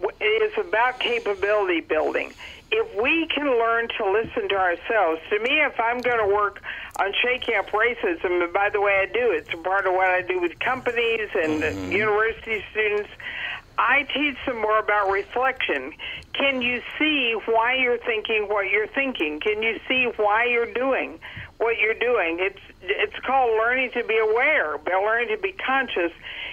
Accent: Dallas, Texas, United States; Well, now I'm on the West Coast, but I grew up in Texas in the Panhandle in Dallas.

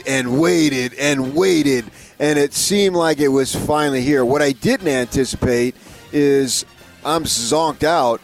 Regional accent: Northeast, United States; moved away; growing up in the Northeast with the Catholic thing. It's such a big, big deal back there. At least it was when I lived there.

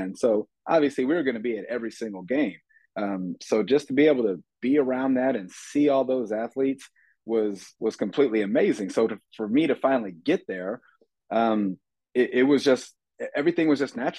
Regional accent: Texas, United States; born or raised there; also born or lived in St. Louis, Missouri / Odessa, Texas / El Paso, Texas

